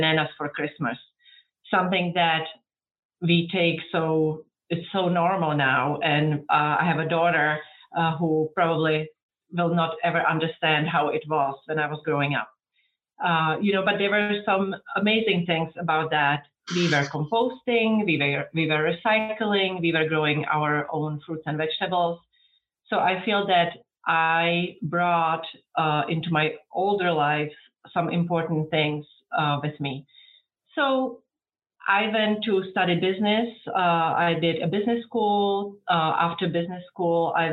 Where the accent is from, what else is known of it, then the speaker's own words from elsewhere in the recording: Czechia; English is a second language; moved away as an adult; now in United States; So I came from the Czech Republic. I was born in 1978 during communism